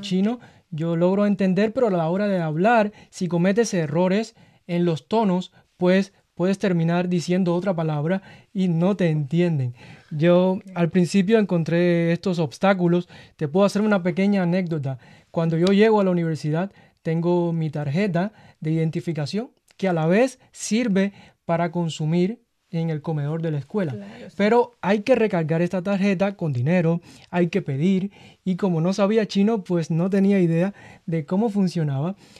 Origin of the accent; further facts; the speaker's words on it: Havana, Cuba; also born or lived in Guangdong (great-grandfather's origin); now in China; Yo soy de La Habana, capital de Cuba